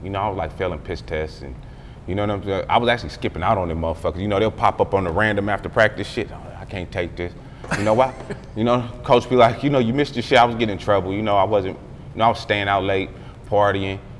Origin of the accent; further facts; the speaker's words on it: Palmdale, California, United States; I'm from Palmdale.